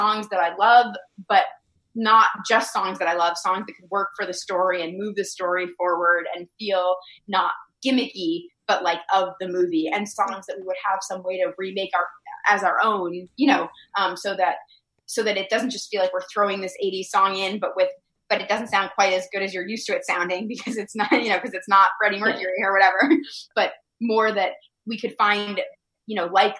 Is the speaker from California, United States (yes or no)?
no; Massachusetts, United States; moved away; I'm from Massachusetts